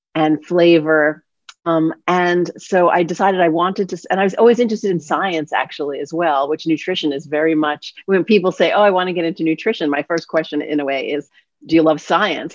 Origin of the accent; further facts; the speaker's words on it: New York City, New York, United States; I grew up in New York City